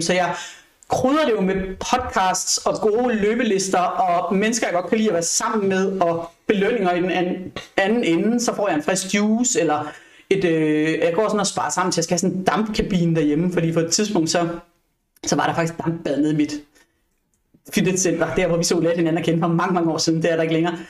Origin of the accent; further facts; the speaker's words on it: Odense, Southern Denmark, Denmark; now in Frederiksberg, Denmark; jeg er oprindeligt fra Odense